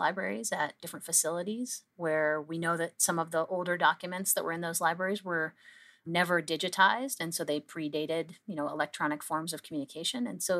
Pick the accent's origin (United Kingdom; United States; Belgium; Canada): Canada; I think that's where we as a Canadian scientific community really came together